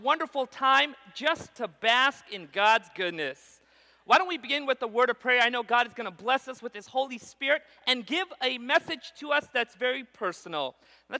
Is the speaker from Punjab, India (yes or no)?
yes; Punjab, India; now in Central California, United States; I also come from this unusual background of being a Punjabi. We're from the area of northeast India called Punjab.